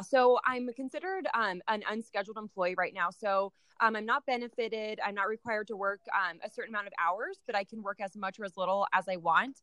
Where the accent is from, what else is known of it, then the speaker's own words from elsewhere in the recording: Salem, Oregon, United States; also born or lived in Minnesota; I grew up in Salem, Oregon